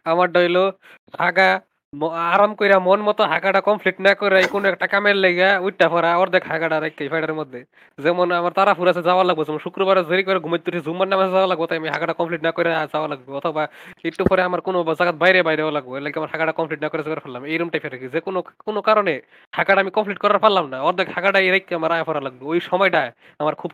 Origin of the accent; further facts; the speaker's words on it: Comilla, Chittagong Division, Bangladesh; আমি আরে কুমিল্লার মানুষ তো মুতার মধ্যে এক্সপার্ট হইবই